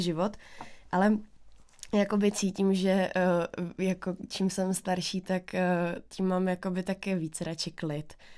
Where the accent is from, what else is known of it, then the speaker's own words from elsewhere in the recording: Bohumín, Moravian-Silesian Region, Czechia; moved away as an adult; also born or lived in Ostrava; now in Prague, Czech Republic; jsem tam vyrůstala já